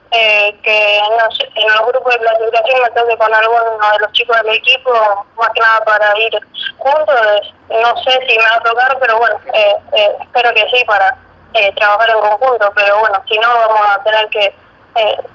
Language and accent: Spanish; Villa Gobernador Gálvez, Santa Fe, Argentina; Yo soy de Villa Gobernador que es una ciudad que está pegada a Rosario.